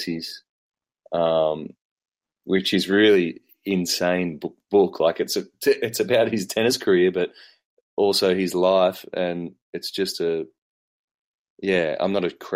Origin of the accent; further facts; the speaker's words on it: Wollongong, New South Wales, Australia; I grew up in Wollongong.